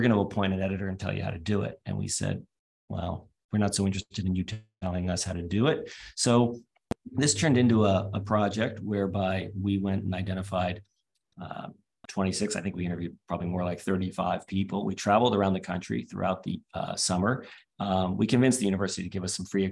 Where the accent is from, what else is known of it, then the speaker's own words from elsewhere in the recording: East Coast of the US, United States; moved away as an adult; also born or lived in United Kingdom; now in Australia; where I was growing up on the East Coast of the US in the 1980s